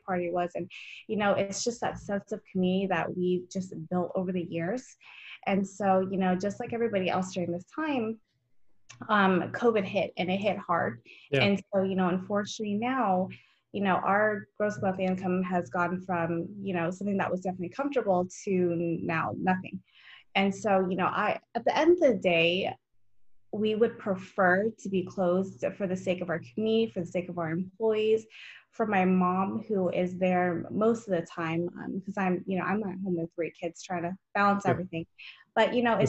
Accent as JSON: {"language": "English", "town": "San Jose", "region": "California", "country": "United States", "tie": "born or raised there", "said": "I was born and raised in California. My first half, I grew up in San Jose, the second half of my life down in Southern California"}